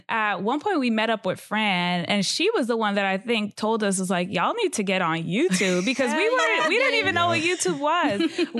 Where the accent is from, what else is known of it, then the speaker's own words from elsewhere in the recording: New York City, New York, United States; I'm from the Bronx.